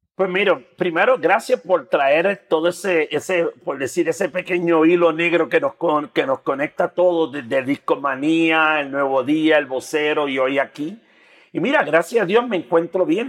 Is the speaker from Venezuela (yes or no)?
no; Puerto Rico; moved away as an adult; now in Mexico City, Mexico; soy de Puerto Rico, soy un boricua que vive en México